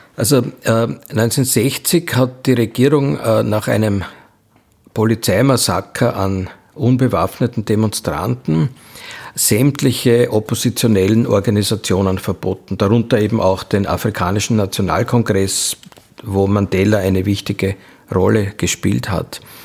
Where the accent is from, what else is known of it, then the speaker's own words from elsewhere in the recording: Austria; bei uns in Österreich